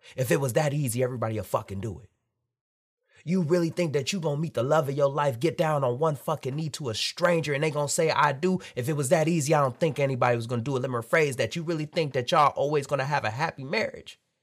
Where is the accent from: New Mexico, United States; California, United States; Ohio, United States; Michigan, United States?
Michigan, United States; Detroit; moved away; I'm born and raised in Detroit, Michigan. Grew up there, ate there, lived there, family still there.